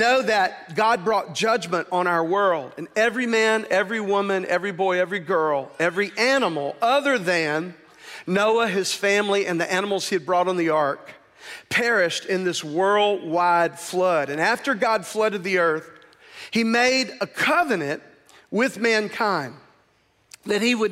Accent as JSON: {"language": "English", "country": "United States", "tie": "born or raised there", "said": "I grew up in America as a white male"}